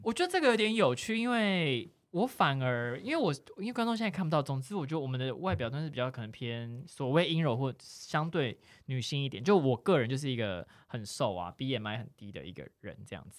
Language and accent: Chinese; Tainan, Taiwan; moved away as an adult; now in Taipei, Taiwan; 因为我就是小时候住在台南嘛，然后大学就觉得，哦，我一定是要来台北的啦